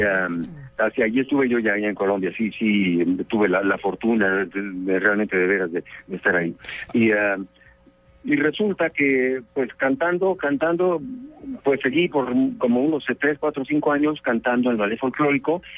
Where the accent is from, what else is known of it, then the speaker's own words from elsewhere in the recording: Mexico; now in Mexico City, Mexico; llegué acá a la capital del Distrito Federal de México